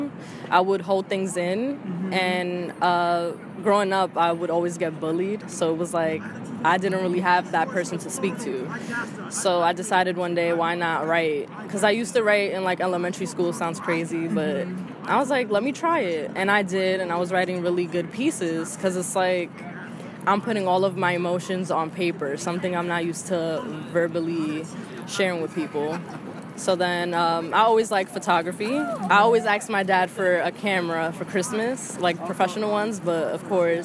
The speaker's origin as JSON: {"language": "English", "town": "New York City", "region": "New York", "country": "United States", "tie": "born or raised there", "said": "I'm from the Bronx, born and raised in the same apartment"}